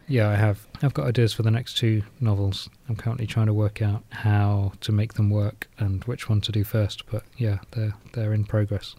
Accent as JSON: {"language": "English", "area": "South Norfolk", "region": "East of England", "country": "United Kingdom", "tie": "born or raised there", "moved": "yes", "lives_now": "Nottingham, United Kingdom", "said": "I grew up in South Norfolk"}